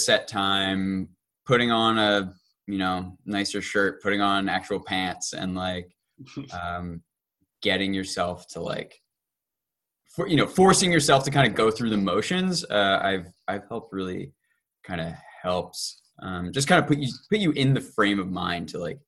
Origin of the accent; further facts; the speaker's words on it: Delaware, United States; I grew up in Delaware, so my parents live nearby